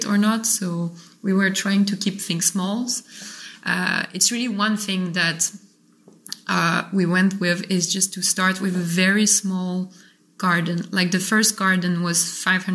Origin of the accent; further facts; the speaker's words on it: Paris, Île-de-France, France; moved away as an adult; also born or lived in Montreal, Canada; now in Gaillac, France; I grew up in Paris, then I was in Montreal